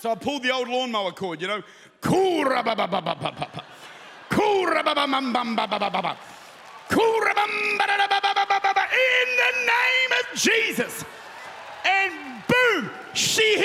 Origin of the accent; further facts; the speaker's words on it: Australia; now in New Zealand; I'm Australian.